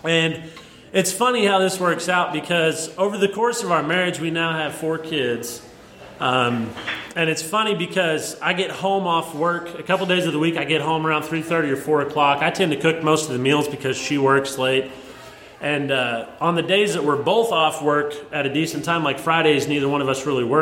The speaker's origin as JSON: {"language": "English", "region": "Southern Missouri", "country": "United States", "tie": "born or raised there", "said": "I grew up in Southern Missouri, but it's actually due west of Carbondale by like 3 hours."}